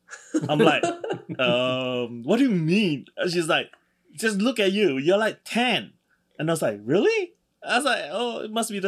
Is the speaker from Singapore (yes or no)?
yes; Singapore; because I'm from Singapore.